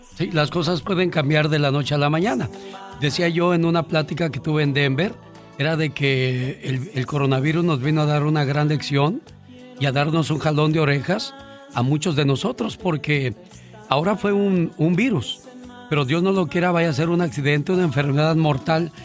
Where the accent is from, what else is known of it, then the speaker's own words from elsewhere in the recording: Mexico; now in United States; Seguimos siendo orgullosamente mexicanos